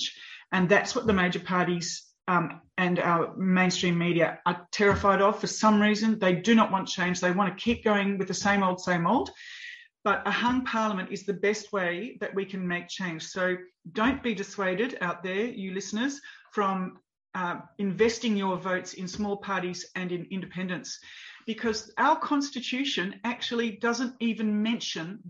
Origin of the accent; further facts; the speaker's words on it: Australia; I grew up in Australia